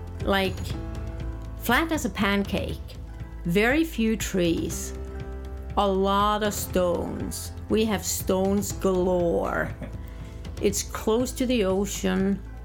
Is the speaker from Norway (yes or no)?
yes; Norway; I'm from Norway.